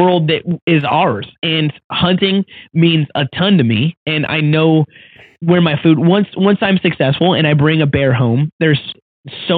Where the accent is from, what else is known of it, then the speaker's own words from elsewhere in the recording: Washington, United States; my home state of Washington